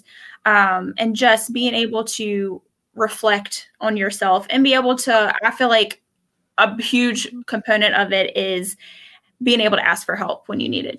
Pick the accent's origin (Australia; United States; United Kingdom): United States; Page County, Virginia; I am originally from Page County, went to Page County High School, graduated